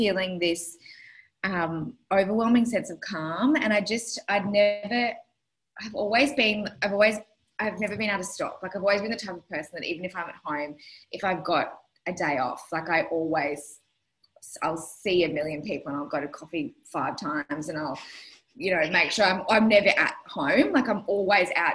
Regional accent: Brisbane, Queensland, Australia; I grew up in Brizzy.

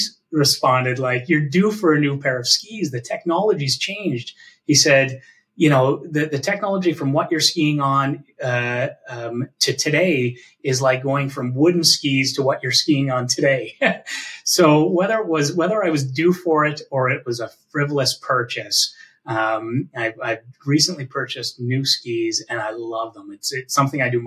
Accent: Canada; also born or lived in Hamilton, Ontario; as a Canadian

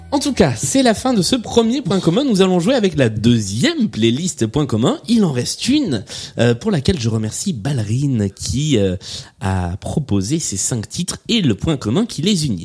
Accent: southern France, France; accent: southern French; je suis mieux avec l'accent du sud de Mireille Mathieu qu'avec l'accent hmm. anglais. C'est normal, l'un des deux est mon vrai accent

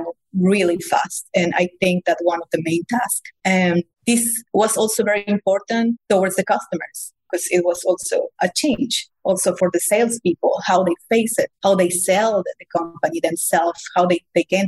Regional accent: Mexico; moved away as an adult; also born or lived in Germany; originally, I know I'm from Mexico, but I spent the last 15 years in Germany

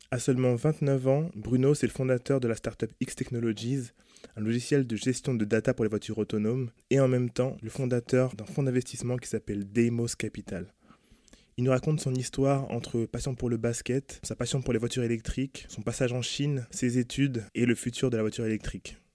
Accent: Paris, Île-de-France, France; also born or lived in Rouen; moi je suis de Paris.

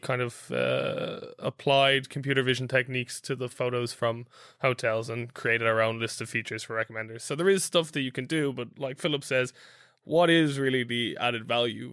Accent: Ireland; I'm Irish

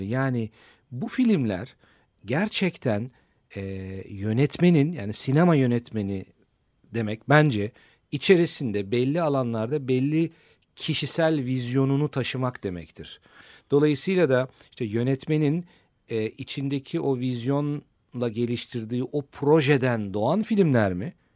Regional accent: Turkey; bir Türk olarak

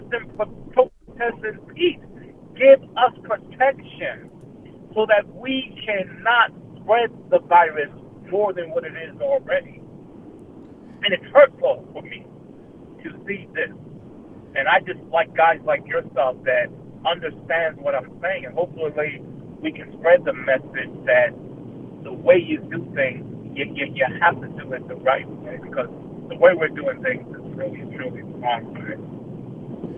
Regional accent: United States; as African American people

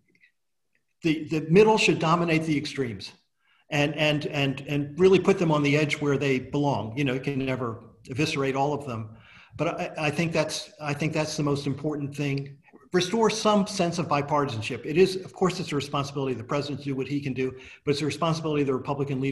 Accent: Australia

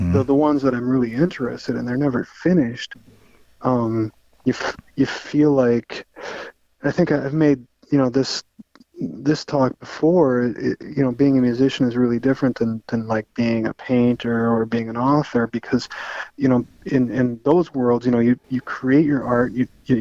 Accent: Austin, Minnesota, United States; now in Duluth, United States; growing up in Austin

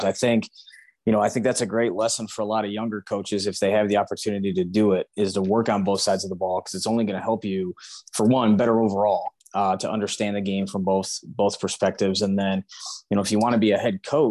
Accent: Clawson, Michigan, United States; I'm from Clawson

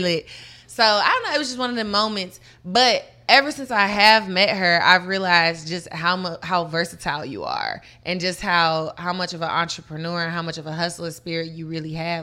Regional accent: Murfreesboro, Tennessee, United States; also born or lived in Detroit, Michigan; I'm originally from Detroit, Michigan, okay. but was raised in Murfreesboro, Tennessee, which is like 30 minutes from Nashville

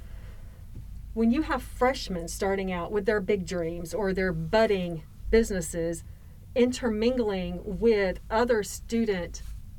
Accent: Waco, Texas, United States

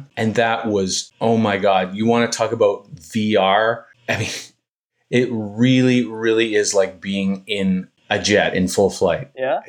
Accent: Ontario, Canada; now in Montreal, Canada; It's an area that I arrived to. I'm from Ontario originally, but I got here in the 80s. I just fell in love with this area, and I speak French.

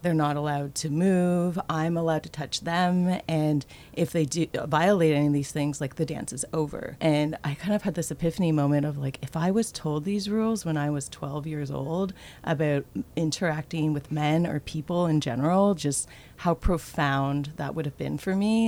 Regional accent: Toronto, Ontario, Canada; I grew up in Toronto, Ontario

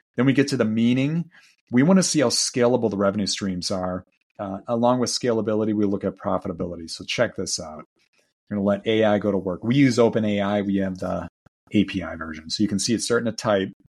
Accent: Milwaukee, Wisconsin, United States; my hometown, Milwaukee

